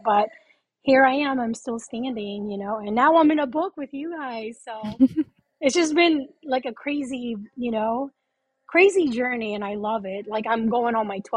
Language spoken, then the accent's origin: English; Philippines; also born or lived in Denver; now in Chicago, United States; I'm actually born and raised in the Philippines.